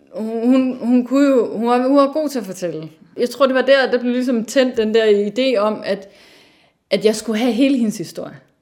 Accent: North Jutland, North Denmark Region, Denmark; moved away; jeg er opvokset i Nordjylland, øhm, men som datter af to sønderjyder.

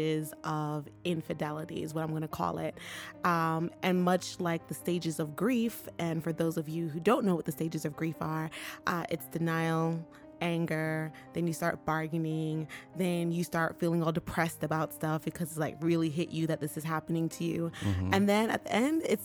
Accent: New York City, New York, United States; now in San Diego, United States; New York, the boogie down Bronx is home

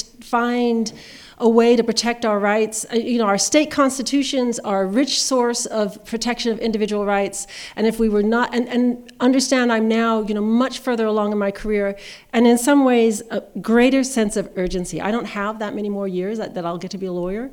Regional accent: Seattle, Washington, United States; I grew up in Seattle, Washington, a mixed-race family.

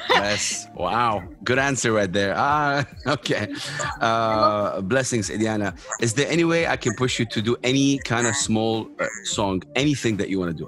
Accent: Saudi Arabia; I'm from Saudi Arabia

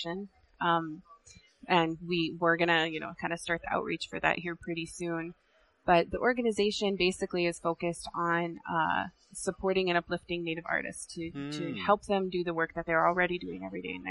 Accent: South Dakota, United States; I was born and raised in South Dakota, but I am Ihonkdwan and Oglala.

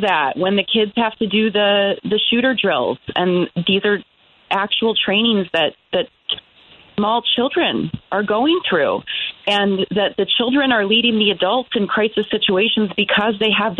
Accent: outside of Detroit, Michigan, United States; I grew up in Michigan, outside of Detroit

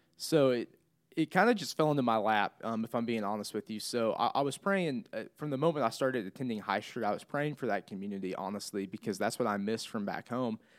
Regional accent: Clinton, Missouri, United States; moved away as an adult; now in Springfield, United States; I'm from Clinton, between here and Kansas City

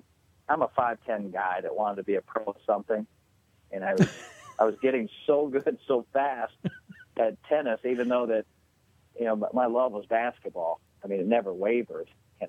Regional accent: South Dakota, United States; I grew up in South Dakota, and I hadn't been home in about 4 years.

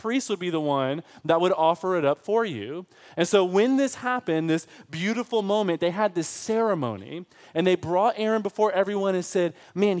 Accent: Michigan, United States; now in Texas, United States; I'm from Michigan

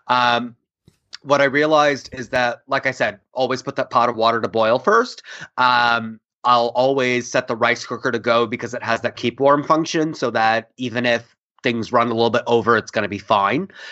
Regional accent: India; moved away; also born or lived in New York; we come from India. We all use pressure cookers.

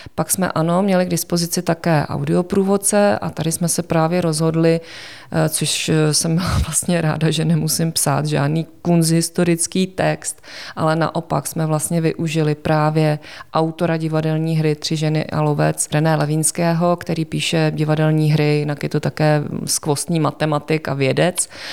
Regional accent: Prague, Czechia; also born or lived in Olomouc; protože jsem rodačka z Prahy

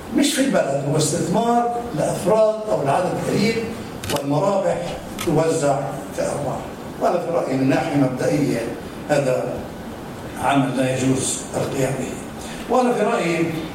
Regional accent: Palestine; عندنا في فلسطين احنا عندنا جامعات

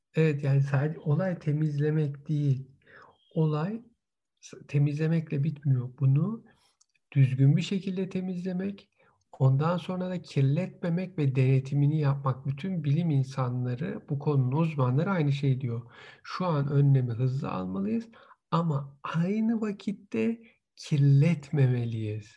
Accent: Istanbul, Turkey; moved away; Bütün gençliğim Boğaz'da geçmiş. Yani üniversiteye gider gelirken de İstanbul Üniversitesi'nde okurken de vapurda işte Marmara Denizi'nde geçmiş

